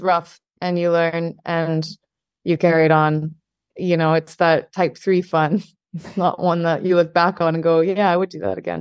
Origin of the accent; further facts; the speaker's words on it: Scotland, United Kingdom; I'm Scottish